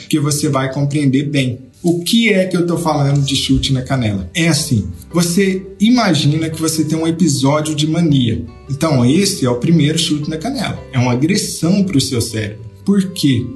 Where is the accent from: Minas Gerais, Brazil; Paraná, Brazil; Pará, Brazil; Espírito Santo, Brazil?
Minas Gerais, Brazil; eu sou de Minas